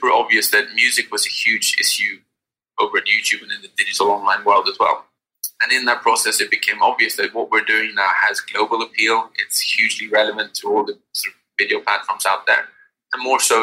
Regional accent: Sweden; we're from Sweden

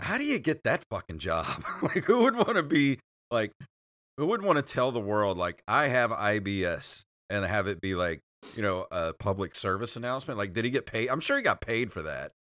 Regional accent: Mississippi Gulf Coast, United States; we're from Mississippi, if you don't know that, eh, but we live on the Gulf Coast

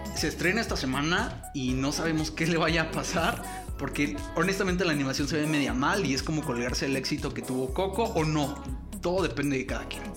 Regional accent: Mexico; me sentía yo en casa, me sentía en mi país

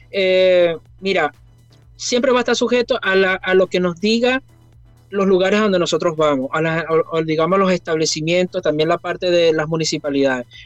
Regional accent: Venezuela; moved away as an adult; la decisión cuando nos vinimos de Venezuela, la decisión cuando yo renuncié trabajando y todas esas cosas

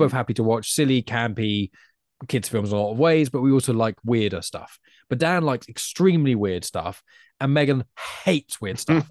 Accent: England, United Kingdom; as an English person

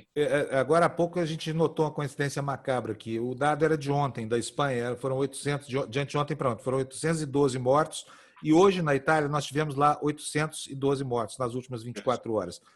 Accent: Brazil; nós como brasileiros

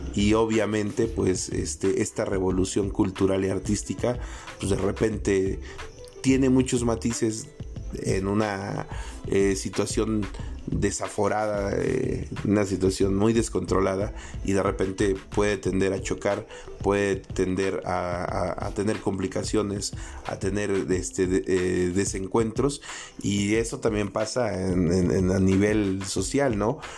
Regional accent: Mexico; como población, como mexicanos, no sé, o mixtecos

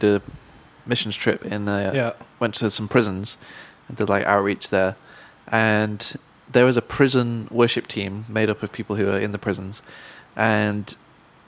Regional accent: Manchester, North West England, United Kingdom; growing up in Manchester, where it's very diverse musically.

